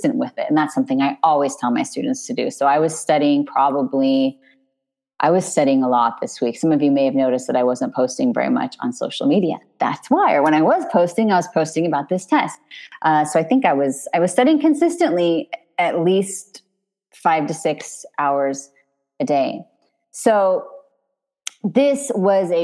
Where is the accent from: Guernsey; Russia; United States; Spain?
United States; California; moved away as an adult; now in France; I'm Californian. I have a California driver's license.